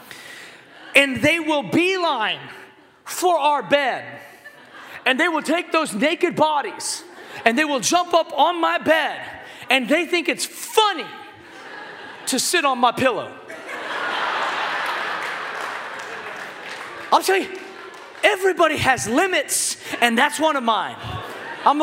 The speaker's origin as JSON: {"language": "English", "town": "Seattle", "region": "Washington", "country": "United States", "tie": "born or raised there", "said": "I grew up in Seattle, Washington"}